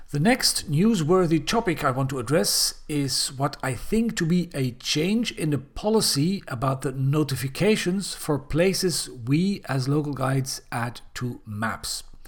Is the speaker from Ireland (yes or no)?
no; Belgium; Belgium, my home country